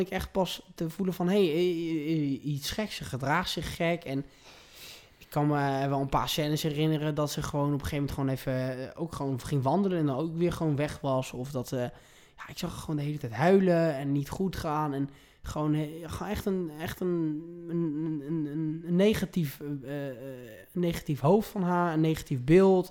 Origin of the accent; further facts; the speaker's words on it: Provence-Alpes-Côte d'Azur, France; moved away as an adult; also born or lived in The Hague, Netherlands; now in Amsterdam, Netherlands; ik ben dus geboren in Den Haag. Eh, en toen ik eh, drie jaar oud was, ben ik met mijn zusje, mijn moeder en mijn vader verhuisd naar Zuid-Frankrijk. En ik heb dat om mijn eh, achttiende e gewoond.